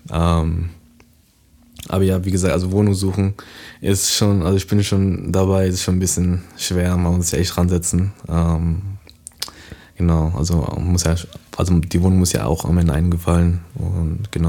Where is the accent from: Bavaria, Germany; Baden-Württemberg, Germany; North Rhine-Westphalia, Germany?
Baden-Württemberg, Germany; Karlsruhe; born there; also born or lived in New York; ich bin äh, in Karlsruhe geboren, bin dann äh, mit eins bin ich dann äh, nach New York gezogen, äh, bis ich zehn Jahre alt war.